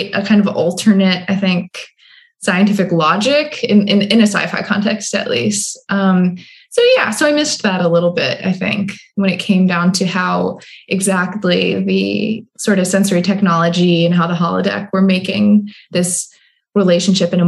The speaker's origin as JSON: {"language": "English", "region": "Midwest", "country": "United States", "also_born_or_lived": "East Coast", "moved": "as an adult", "said": "I'm also just from the Midwest, where we actually wait till people stop talking in order to start talking, which especially when I first moved out to the East Coast, really was a challenge."}